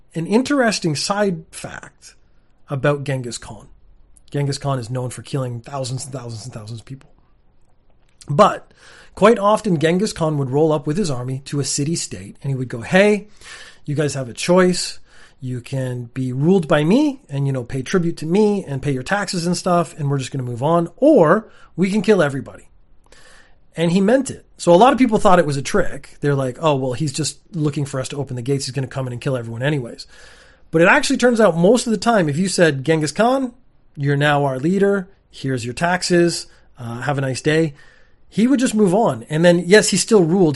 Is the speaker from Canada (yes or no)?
yes; Canada; I come from Canada